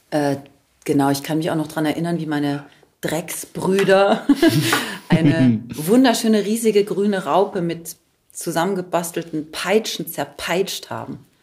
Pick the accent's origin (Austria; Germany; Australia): Germany; Taunusstein, Hesse; also born or lived in Karlsruhe; now in Potsdam, Germany; Genau, ich bin in Karlsruhe geboren. Dann haben wir da, ähm, keine Ahnung, drei Jahre oder knapp vier Jahre gewohnt. Und dann sind wir nach Taunusstein bei Wiesbaden gezogen.